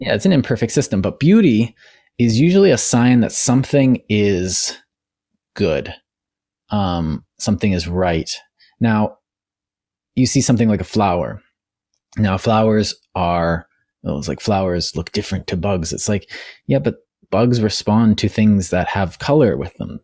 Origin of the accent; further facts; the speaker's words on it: Canada; as a Canadian